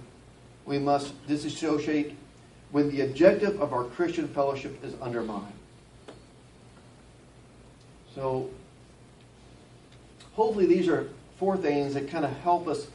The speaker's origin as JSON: {"language": "English", "town": "Batesville", "region": "Arkansas", "country": "United States", "also_born_or_lived": "Conway, Arkansas", "said": "I'm from Batesville, Arkansas, and from live in Conway"}